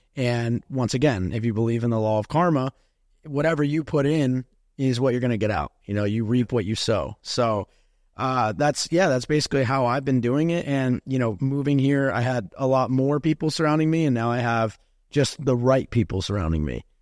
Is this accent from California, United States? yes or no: no; New Jersey, United States; moved away as an adult; now in Miami, United States; I'm from New Jersey